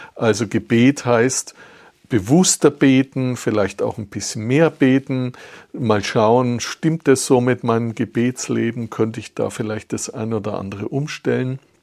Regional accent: Austria; bei uns in Österreich

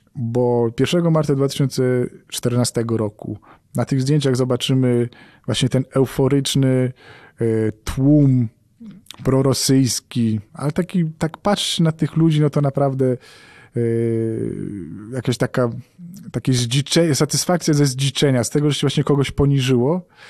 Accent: Poland; jestem dziennikarzem z Polski

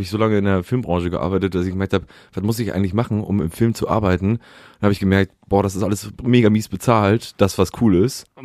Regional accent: Hamburg, Germany; Aufgewachsen in Hamburg, ja. Auf, am Stadtrand. Also eigentlich noch Schleswig, eigentlich bin ich Schleswig-Holsteiner.

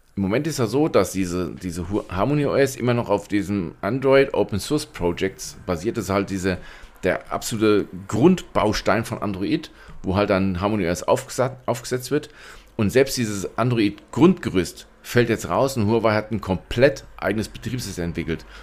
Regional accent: Germany

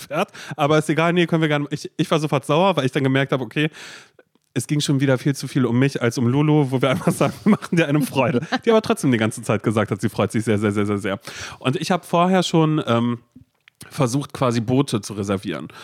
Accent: Berlin, Germany; dass wir Berliner sind

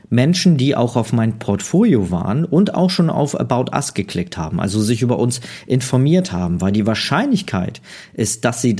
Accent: Neumünster, Schleswig-Holstein, Germany; Also bei mir in Schleswig-Holstein, ich komme ja aus Neumünster

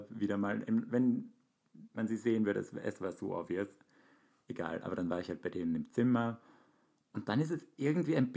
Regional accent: Hamburg, Germany; Ja, und wir sind ja aus Hamburg.

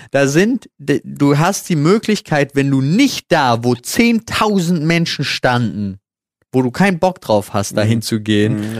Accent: Berlin, Germany; Ich so als geborener Berliner

